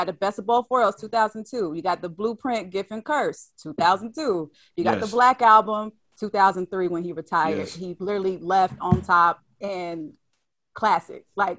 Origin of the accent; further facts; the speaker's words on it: the South, United States; I'm from the South